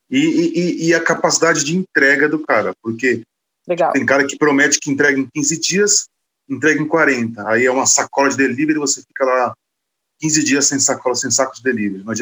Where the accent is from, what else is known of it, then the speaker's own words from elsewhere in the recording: Osasco, São Paulo, Brazil; Sim, eu sou de Osasco. É uma cidade de 800 mil habitantes que tem o oitavo maior PIB do Brasil, maior que Salvador, por exemplo.